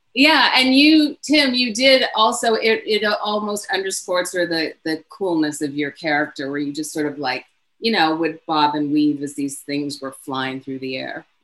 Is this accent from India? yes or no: no; Canada; I'm Canadian also